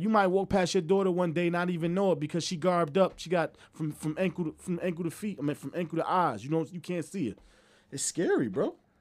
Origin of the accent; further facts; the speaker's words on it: New Jersey, United States; I'm from Jersey